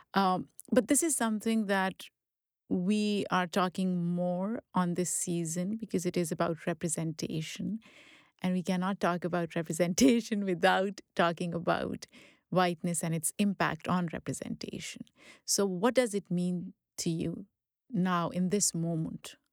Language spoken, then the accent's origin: English; Pakistan; now in United States; growing up in Pakistan